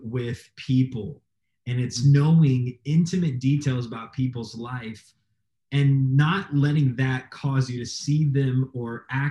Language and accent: English; Florida, United States; moved away as an adult; also born or lived in Nevada; now in Toledo, United States; I'm from Florida